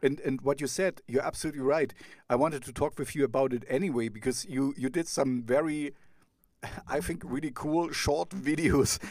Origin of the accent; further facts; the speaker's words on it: East Germany, Germany; I grew up in East Germany